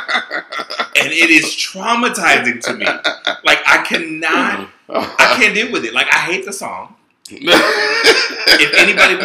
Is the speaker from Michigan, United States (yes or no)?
no; Louisiana, United States; growing up in Louisiana